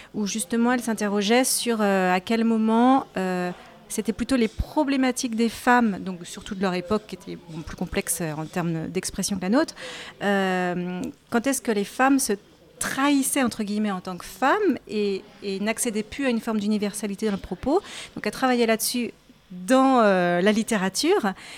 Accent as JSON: {"language": "French", "town": "Saint-Nazaire", "region": "Pays de la Loire", "country": "France", "tie": "born or raised there", "said": "en étant d'origine nazérienne, donc j'ai grandi à Saint-Nazaire"}